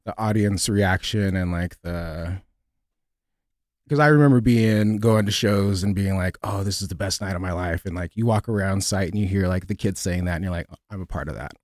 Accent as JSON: {"language": "English", "town": "San Jose", "region": "California", "country": "United States", "tie": "born or raised there", "also_born_or_lived": "Los Angeles, California", "moved": "as an adult", "said": "I was born in San Jose, California."}